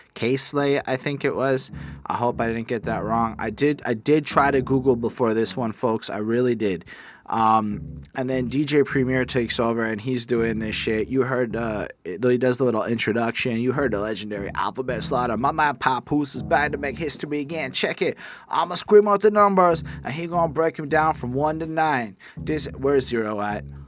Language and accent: English; Canada; being a Canadian